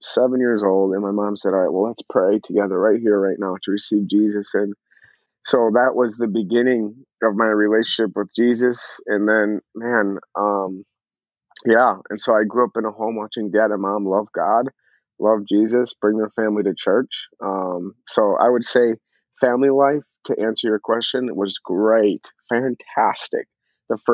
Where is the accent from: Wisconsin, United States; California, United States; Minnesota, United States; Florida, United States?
Minnesota, United States; Eagan; So I grew up in Eagan, Minnesota specifically. So born and raised Eagan, all I've known is Minnesota my whole life.